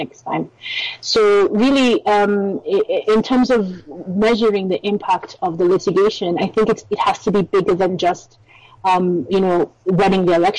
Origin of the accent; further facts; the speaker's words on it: Kenya; I, as a Kenyan